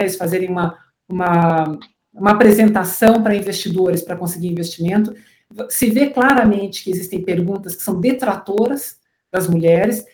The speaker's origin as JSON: {"language": "Portuguese", "town": "Curitiba", "region": "Paraná", "country": "Brazil", "also_born_or_lived": "São Paulo", "moved": "as an adult", "said": "Eu sou de Curitiba"}